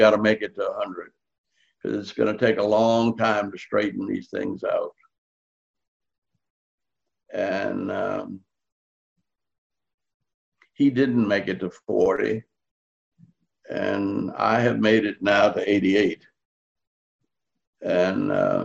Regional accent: New Orleans, Louisiana, United States; I grew up in New Orleans with an Irish grocery store on one corner

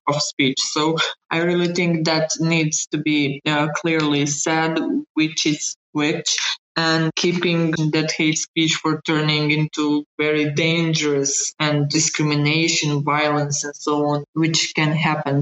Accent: Bosnia & Herzegovina; moved away as an adult; also born or lived in Sarajevo; fleeing my my hometown where I lived for 37 years

